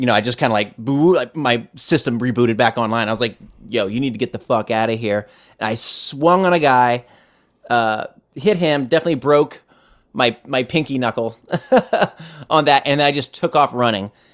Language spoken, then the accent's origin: English; United States; I'm an American